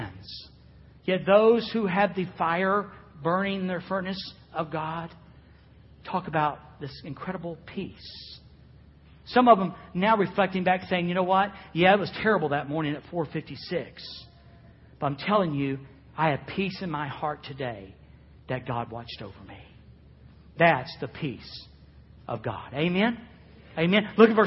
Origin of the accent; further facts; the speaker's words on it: Florida, United States; I am from Florida